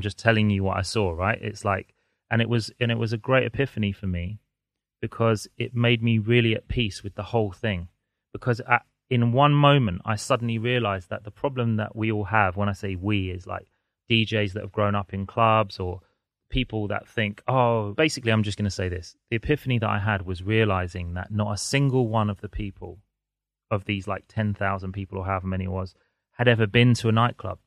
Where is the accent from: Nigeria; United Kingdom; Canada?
United Kingdom; London; I'm a Londoner, so I've grown up here.